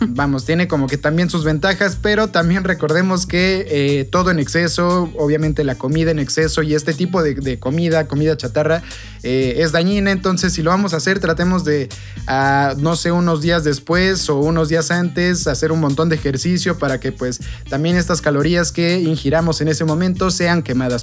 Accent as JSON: {"language": "Spanish", "country": "Mexico", "said": "como pueblo mexicano"}